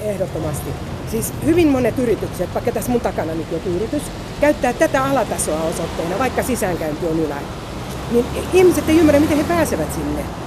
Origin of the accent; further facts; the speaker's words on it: Helsinki, Uusimaa, Finland; Mä mielelläni sanoa, että mä oon Pasilasta. Mutta kyllä mä sanon, että mä oon Itä-Pasilasta